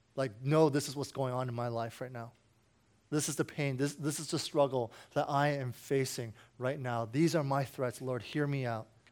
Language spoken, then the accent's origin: English; Washington, District of Columbia, United States